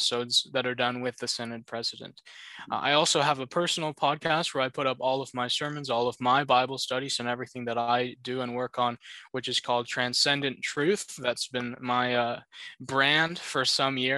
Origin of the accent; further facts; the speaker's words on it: Southern Ontario, Canada; I come from Southern Ontario